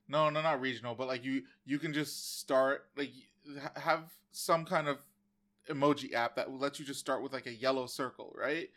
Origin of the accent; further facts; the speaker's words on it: United States; I'm an American